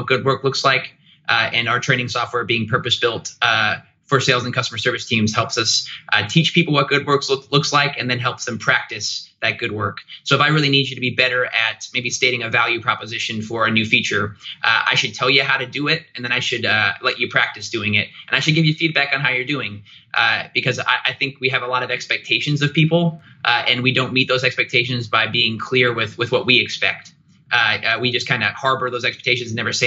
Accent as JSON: {"language": "English", "town": "Goshen", "region": "Indiana", "country": "United States", "said": "I hail from Goshen, Indiana, which is about 3 hours north of Indianapolis, but I've lived in Indy for nearly a decade"}